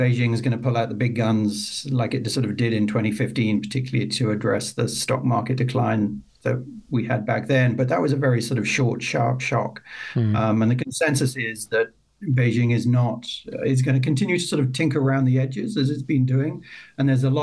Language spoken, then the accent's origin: English; Ireland; moved away; originally I'm from Ireland